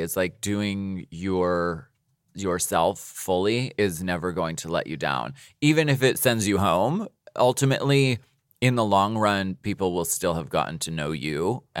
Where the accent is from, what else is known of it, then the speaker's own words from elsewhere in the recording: New York, United States; I'm Italian. New York Italian.